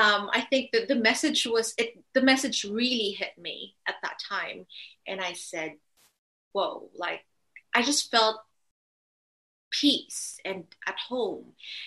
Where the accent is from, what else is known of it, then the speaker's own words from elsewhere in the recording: Philippines; Well, I grew up in a Catholic family. We weren't really religious.